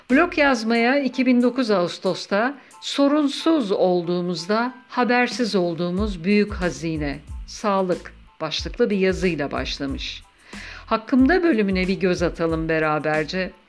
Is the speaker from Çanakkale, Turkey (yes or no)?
no; Ankara, Turkey; Ankaralıyım. Eşimle Ankara'da yaşıyoruz.